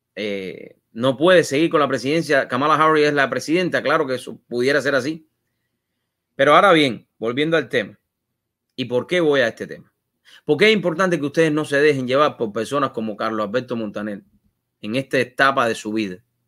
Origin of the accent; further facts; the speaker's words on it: Cuba; moved away; Cuando yo salí de Cuba